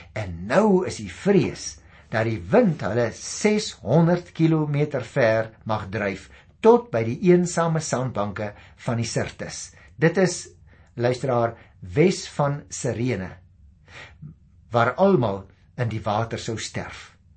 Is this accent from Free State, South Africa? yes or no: no; Paarl, Western Cape, South Africa; ek kom daarom van die Parel af